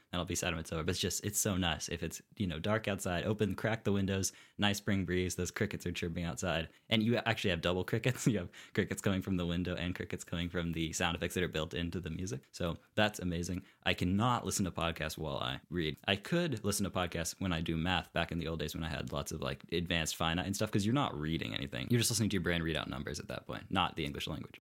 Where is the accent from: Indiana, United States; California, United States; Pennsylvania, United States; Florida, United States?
Indiana, United States; Bloomington; also born or lived in Saint Louis; I remember Bloomington. And Bloomington is truly my home